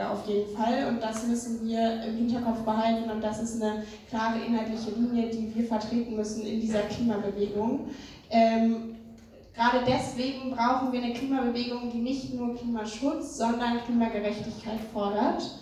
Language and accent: German; Saxony, Germany; Ich komme aus Sachsen. Ähm, genau, und in Sachsen, äh, wie euch wahrscheinlich auch allen bewusst ist, droht uns eine schwarz-blaue